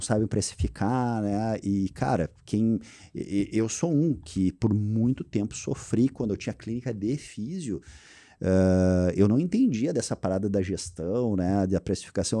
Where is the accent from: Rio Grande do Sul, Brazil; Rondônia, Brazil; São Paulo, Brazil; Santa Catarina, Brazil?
Rio Grande do Sul, Brazil; Porto Alegre; also born or lived in Teutônia; now in Lajeado, Brazil; eu sou um cara que sou nascido criado em Porto Alegre